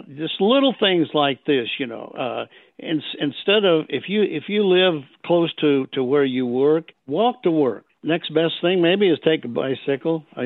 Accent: Michigan, United States; moved away; also born or lived in Nashville, Tennessee; I'm originally from Michigan. Many, many years ago, I moved to Nashville, Tennessee to get in the music business

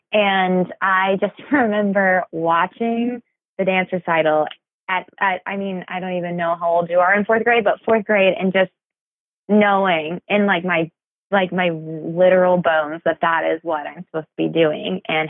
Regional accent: Athens, Georgia, United States; I'm from Athens, Georgia.

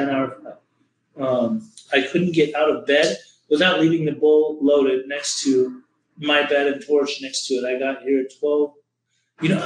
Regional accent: Orange County, Southern California, United States; growing up in Orange County in Southern California, Los Angeles

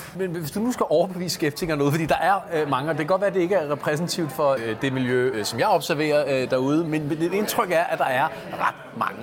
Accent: Copenhagen, Capital Region of Denmark, Denmark; jeg er opvokset på Østerbro

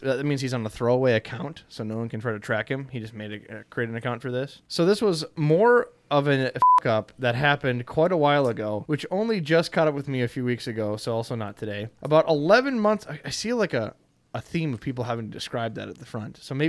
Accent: England, United Kingdom; the best thing I could do as an Englishman was just to live with the lie

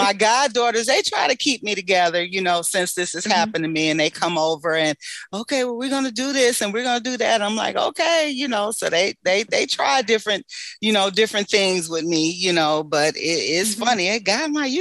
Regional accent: New York, United States; now in Michigan, United States; growing up in New York

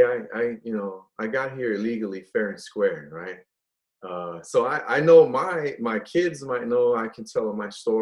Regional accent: San Francisco, California, United States; also born or lived in Guadalajara, Mexico; I was born in Guadalajara, and we immigrated to San Francisco when I was four

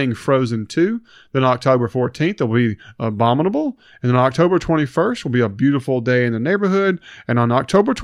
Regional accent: Hernando, Mississippi, United States; I'm from Hernando. I love Hernando. I go to church in Hernando.

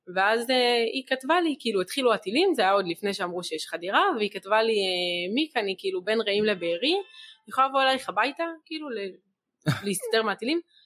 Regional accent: Be'eri, Southern District, Israel; also born or lived in Dead Sea; אחת שנולדה בבארי, אני כל החיים שלי גדלתי בבארי, אני לא מכירה שום מקום אחר

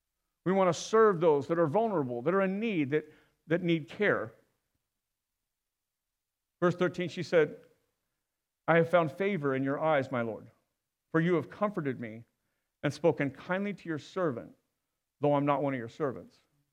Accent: Inland Empire, California, United States; Okay, I'm from the Inland Empire.

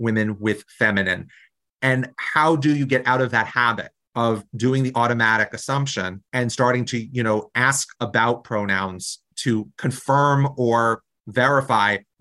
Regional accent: New Jersey, United States; I come from New Jersey, a really progressive state, and we still have some of the bills in our legislature

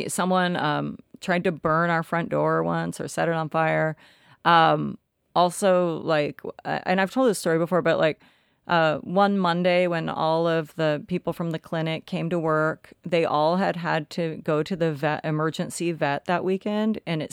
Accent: Tennessee, United States; born there; Tennessee makes me mad because I was born in Tennessee and I have a lot of family there.

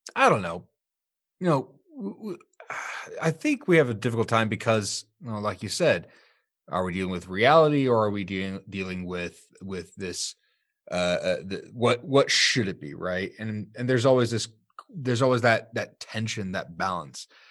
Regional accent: Sterling, United States; my hometown, Sterling

